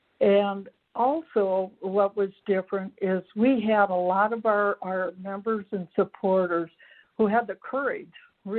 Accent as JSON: {"language": "English", "region": "Minnesota", "country": "United States", "said": "I'm from Minnesota, and I am executive director of a nonprofit here"}